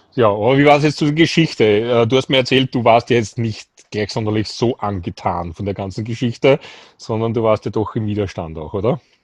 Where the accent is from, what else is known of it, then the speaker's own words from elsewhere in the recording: Austria; bei uns in Österreich